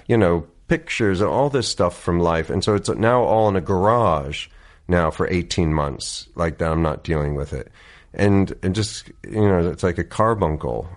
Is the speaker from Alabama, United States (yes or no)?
no; Oakland, New Jersey, United States; moved away as an adult; also born or lived in New York City / Princeton; So I grew up, yeah, in this little town called Oakland, New Jersey, about thirty minutes outside of New York.